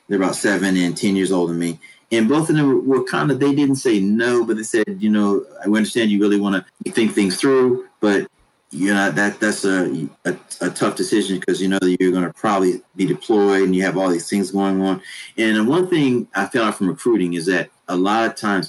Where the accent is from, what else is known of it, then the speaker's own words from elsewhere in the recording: Washington, District of Columbia, United States; moved away as an adult; also born or lived in New Hampshire; I'm originally from Washington, D.C.